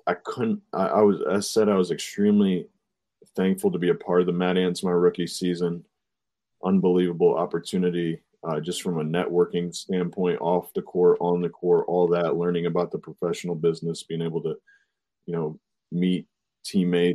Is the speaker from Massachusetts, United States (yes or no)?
no; Fort Wayne, Indiana, United States; my rookie season in my hometown